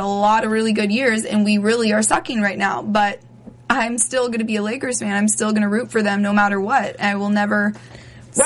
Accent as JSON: {"language": "English", "town": "Los Angeles", "region": "California", "country": "United States", "tie": "born or raised there", "said": "growing up in LA, obviously there was no football team"}